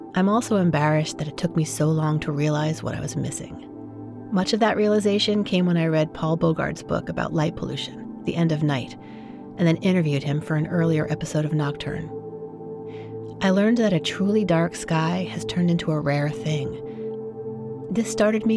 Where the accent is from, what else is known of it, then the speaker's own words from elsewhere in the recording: New York City, New York, United States; now in San Francisco Bay Area, United States; I grew up in New York City